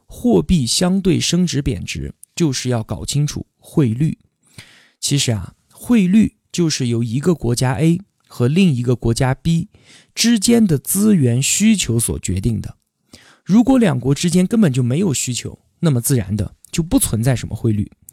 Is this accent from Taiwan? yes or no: no; China; 我们中国人